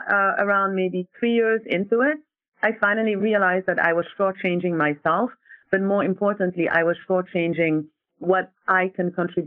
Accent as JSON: {"language": "English", "country": "Senegal", "also_born_or_lived": "France", "said": "So I am from Senegal, West Africa, and I bounced back and forth between Senegal and France. So I was educated in the French educational system."}